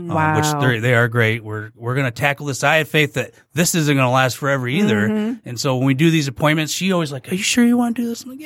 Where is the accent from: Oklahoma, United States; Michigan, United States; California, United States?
Michigan, United States; Sterling Heights; I grew up in Sterling Heights